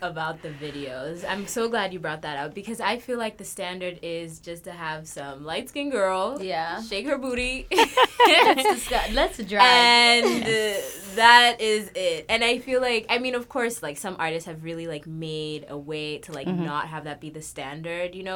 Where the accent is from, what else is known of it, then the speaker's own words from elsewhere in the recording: Kenya; I'm from Kenya.